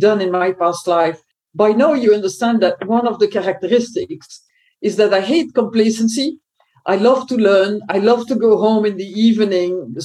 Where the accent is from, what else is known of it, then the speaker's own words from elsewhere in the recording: Belgium; I was born in Belgium.